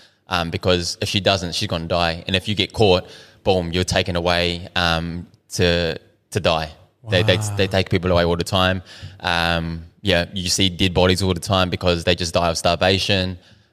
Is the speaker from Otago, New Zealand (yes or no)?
yes; Dunedin, Otago, New Zealand; born there; I was born in Dunedin, but yeah, I was born here.